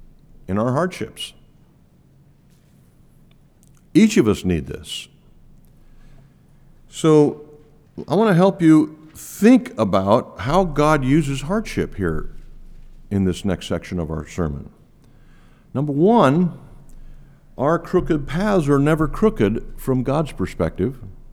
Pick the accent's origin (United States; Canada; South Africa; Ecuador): Ecuador; Quito, Pichincha; When I was a kid growing up in Ecuador, Quito, Ecuador, the fences that were between property lines were made of mud.